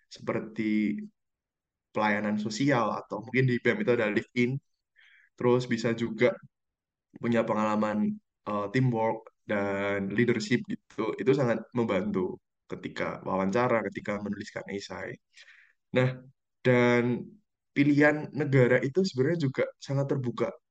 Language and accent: Indonesian; Yogyakarta, Special Region of Yogyakarta, Indonesia; aku dari Yogyakarta